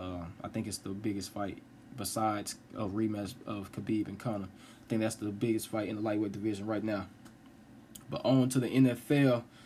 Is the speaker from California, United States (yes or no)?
no; Dallas, Texas, United States; I stay in Dallas. I live in Dallas. I'm from Dallas.